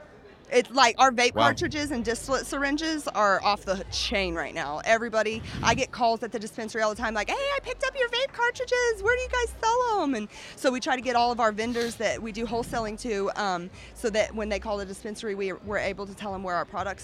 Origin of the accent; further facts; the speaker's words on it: Chickasha, Oklahoma, United States; We are all from Chickasha, and we're all friends and family.